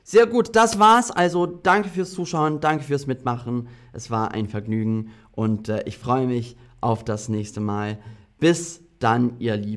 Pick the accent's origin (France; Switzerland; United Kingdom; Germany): United Kingdom; England; Ähm, ich bin auch halb Brite. Ich bin in England aufgewachsen.